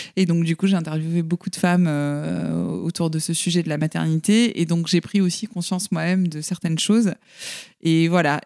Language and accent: French; the South, southern France, France; je viens du Sud, donc dans une société un peu, euh, patriarcale